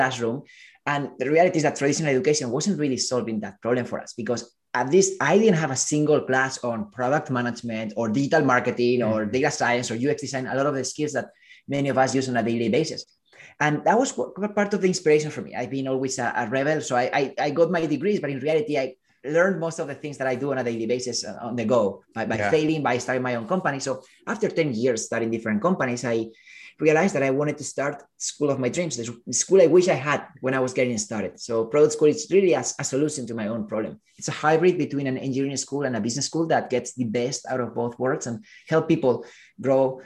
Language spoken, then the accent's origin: English; Spain; moved away as an adult; now in United States; I am originally from Spain.